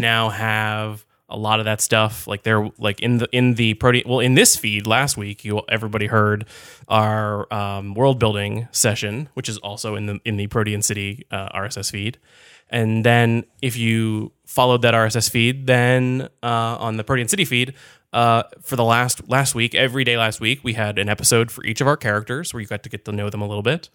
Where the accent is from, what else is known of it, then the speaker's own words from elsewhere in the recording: Connecticut, United States; I grew up in Connecticut.